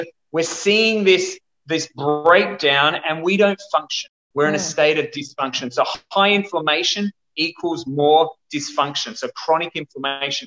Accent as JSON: {"language": "English", "town": "Perth", "region": "Western Australia", "country": "Australia", "tie": "born or raised there", "said": "Where I'm from Perth, Western Australia, and we are one of the bushfire capitals of the world."}